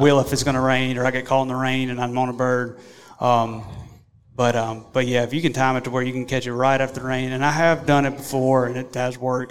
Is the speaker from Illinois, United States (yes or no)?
no; Mississippi, United States; we're from Mississippi.